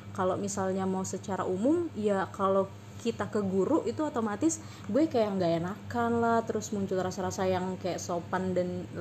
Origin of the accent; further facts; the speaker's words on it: Palembang, South Sumatra, Indonesia; now in Bandung, Indonesia; jadi gue kerja di Bandung intinya gue kerja di Bandung terus kota asal gue di Palembang